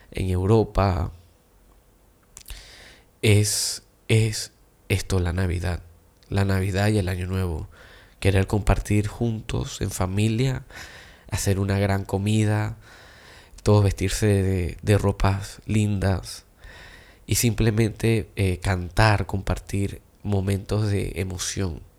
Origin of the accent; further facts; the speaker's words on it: China; Y yo siendo chino, increíblemente me encanta comer tamal.